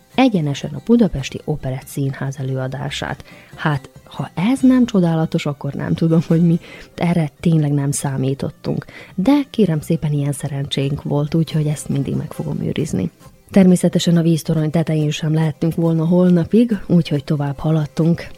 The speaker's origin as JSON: {"language": "Hungarian", "town": "Erzsébetlak", "region": "Vojvodina", "country": "Serbia", "tie": "born or raised there", "moved": "yes", "lives_now": "Novi Sad, Serbia", "said": "Bánátba, a nagybecskerek melletti Erzsébet lakra, szülőfalumba, majd onnan visszatértünk Újvidékre haza"}